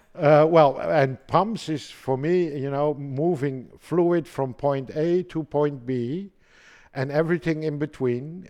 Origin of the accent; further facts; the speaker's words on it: Amsterdam, North Holland, Netherlands; now in Germany; I'm from Holland, uh, born in Amsterdam